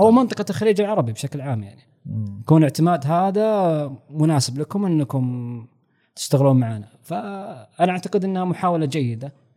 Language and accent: Arabic; Saudi Arabia; عندنا في السعوديه مثلا منهج كامل مختلف